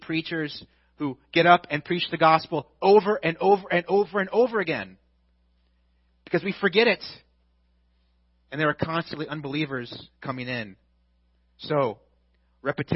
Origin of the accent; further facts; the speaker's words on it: United States; as American Christians